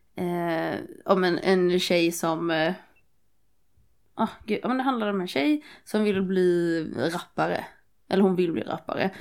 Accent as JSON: {"language": "Swedish", "town": "Nässjö", "region": "Jönköping County", "country": "Sweden", "said": "jag kommer från Nässjö, det är också en skithåla."}